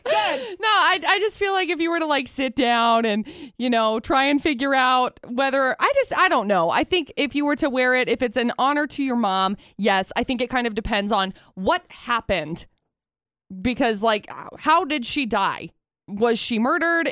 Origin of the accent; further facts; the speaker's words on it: Brigham City, Utah, United States; I grew up in Brigham City